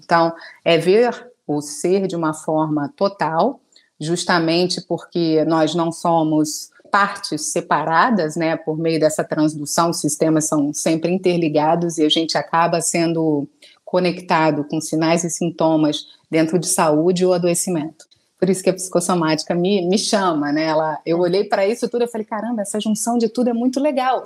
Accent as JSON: {"language": "Portuguese", "region": "Rio de Janeiro", "country": "Brazil", "said": "sou carioca"}